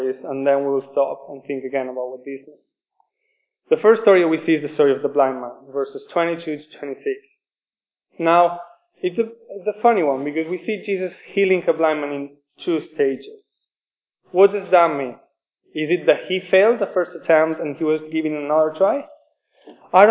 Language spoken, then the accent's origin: English; Spain; English is a second language; moved away as an adult; now in Oxford, United Kingdom; I am from Spain. Forgive me for my accent